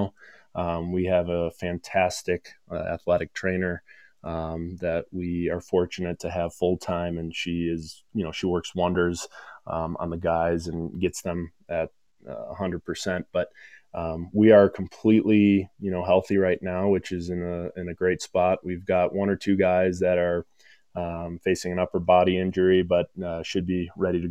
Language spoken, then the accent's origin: English; Grand Rapids, Michigan, United States; I grew up in Grand Rapids